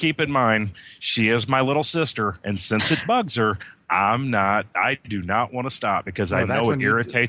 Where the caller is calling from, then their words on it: Indiana, United States; I am in the southwest tip of Indiana.